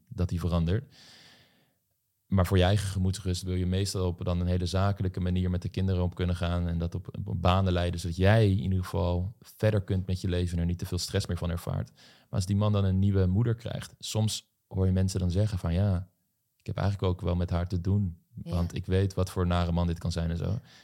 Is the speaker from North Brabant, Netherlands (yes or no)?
no; Voorhout, South Holland, Netherlands; ik kom uit Voorhout, een dorp in de Bollestreek